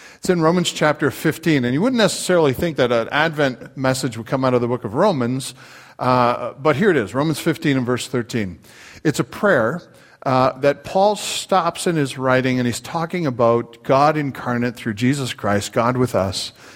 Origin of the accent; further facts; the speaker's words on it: Canada; now in United States; I'm Canadian